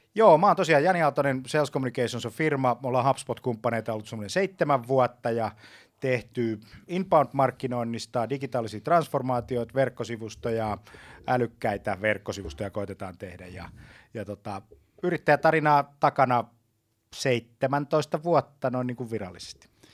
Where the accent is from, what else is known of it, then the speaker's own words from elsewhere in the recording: Lahti, Päijänne Tavastia, Finland; mä Lahdessa, jossa mä, josta mä kotosin